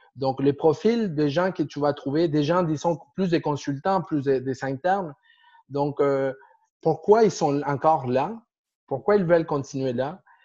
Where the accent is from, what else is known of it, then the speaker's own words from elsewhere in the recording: Argentina; French is a second language; moved away as an adult; now in Montreal, Canada; Je viens d'Argentine. De, de, euh, déjà déjà 15 ans ici